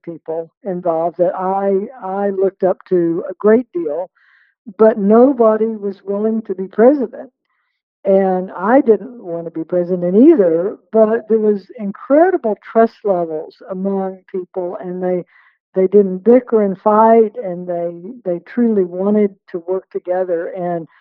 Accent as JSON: {"language": "English", "region": "West Texas", "country": "United States", "tie": "born or raised there", "said": "growing up in West Texas"}